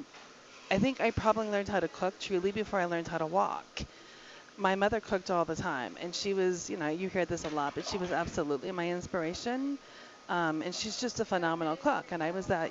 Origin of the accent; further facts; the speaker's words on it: Denver, Colorado, United States; moved away as an adult; also born or lived in England / California / Chicago; I'm born and raised in Denver